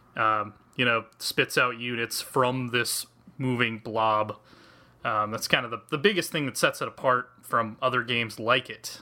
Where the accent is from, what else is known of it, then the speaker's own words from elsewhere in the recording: United States; also born or lived in Kansas; I'm American. I grew up in, like, Colorado and Kansas my entire life.